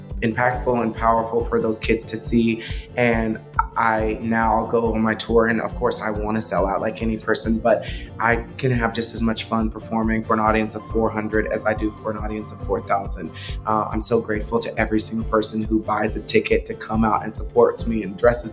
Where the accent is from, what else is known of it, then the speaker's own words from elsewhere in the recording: Texas, United States; my hometown, Texas